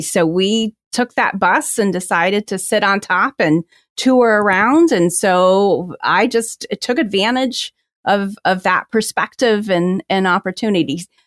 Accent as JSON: {"language": "English", "region": "New Jersey", "country": "United States", "tie": "born or raised there", "moved": "yes", "lives_now": "Washington, D.C., United States", "said": "I grew up in New Jersey"}